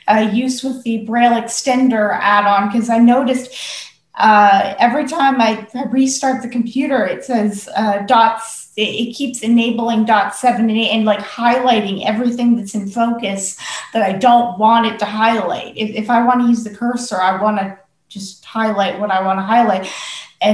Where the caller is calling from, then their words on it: United States; as you can probably tell from my accent, I'm in the United States.